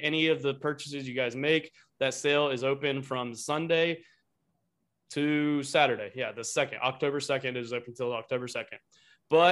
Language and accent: English; Ohio, United States; I'm from Ohio